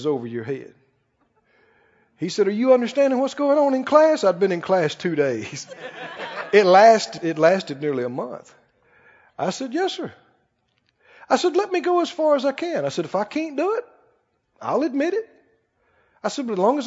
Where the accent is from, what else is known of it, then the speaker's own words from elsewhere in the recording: Mississippi, United States; I come from Mississippi with red mud between my toes.